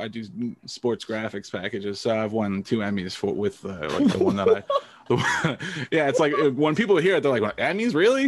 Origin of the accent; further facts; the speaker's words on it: New Jersey, United States; I grew up in New Jersey, so pretty normal, like, suburban, like, suburban raised